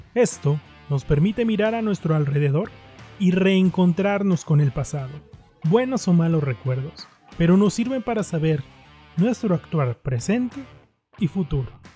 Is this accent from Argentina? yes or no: no; Mexico; Somos los mexicanos